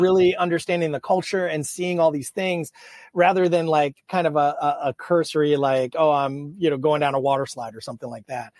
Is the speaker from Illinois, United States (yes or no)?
no; Manchester, New Hampshire, United States; moved away; i grew up in new hampshire my my entire family's blue collar